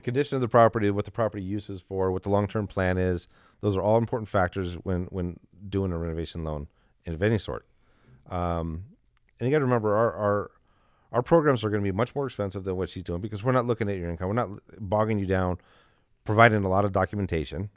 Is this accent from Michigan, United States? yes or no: yes; Detroit, Michigan, United States; I'm from the Midwest, too. too. Not from Chicago, but from Detroit.